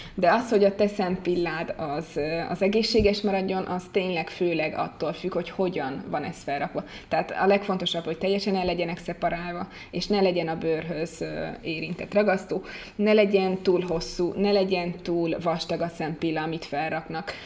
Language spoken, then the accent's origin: Hungarian; Hungary; moved away as an adult; now in Italy; amikor Magyarországon vagyok, magyarként viselkedem